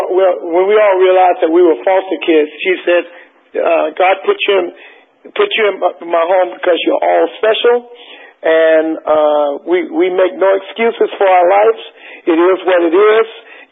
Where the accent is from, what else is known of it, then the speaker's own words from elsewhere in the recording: Westbury, New York, United States; born there; also born or lived in South Carolina; I was born in Westbury, Long Island, in a house in New York. My mom was originally from South Carolina, so I think she decided she wanted me to grow up in South Carolina